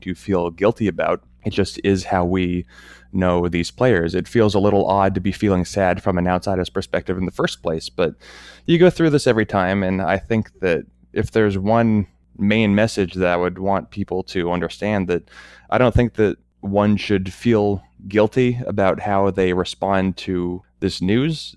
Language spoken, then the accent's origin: English; United States; I'm American